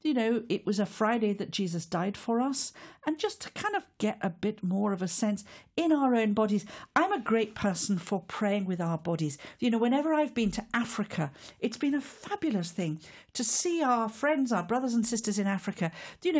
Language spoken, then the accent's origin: English; Wales, United Kingdom; As a Welsh woman